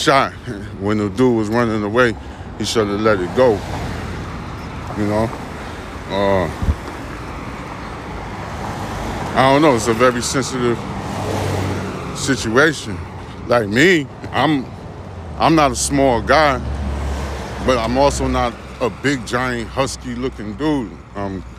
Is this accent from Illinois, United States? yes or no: no; New York, United States; I'm from New York